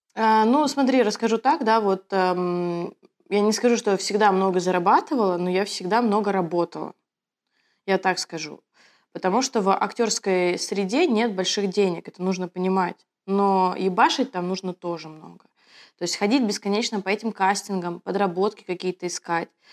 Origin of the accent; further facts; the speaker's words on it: Moscow, Russia; also born or lived in Kaliningrad; Я коренная москвичка